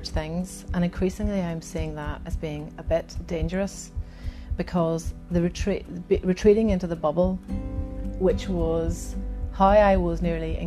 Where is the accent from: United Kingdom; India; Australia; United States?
United Kingdom; Ballymena and Derry, Northern Ireland; also born or lived in Aberdeen; now in Belfast, United Kingdom; I grew up in Ballymena and in Derry